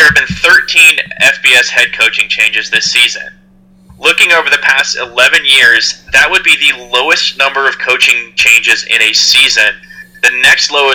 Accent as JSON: {"language": "English", "region": "the South", "country": "United States", "tie": "born or raised there", "said": "Growing up in the South"}